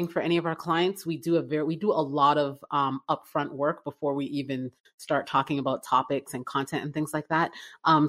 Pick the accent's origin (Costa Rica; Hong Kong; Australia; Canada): Canada; Toronto, Ontario; moved away as an adult; now in Atlanta, United States; I'm originally from Canada. I was born and raised in Toronto